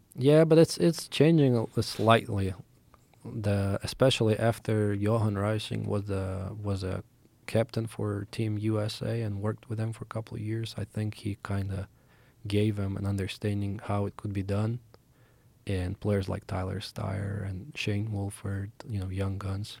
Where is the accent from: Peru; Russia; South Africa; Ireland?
Russia; Moscow; moved away; I grew up in Moscow, Russia